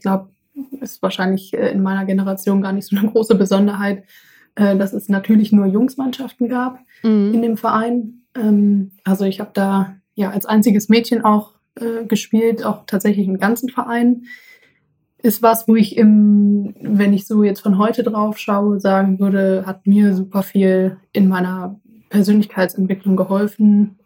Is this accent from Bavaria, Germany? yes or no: no; Essen, North Rhine-Westphalia, Germany; uns früher im Garten in Essen, wo ich herkomme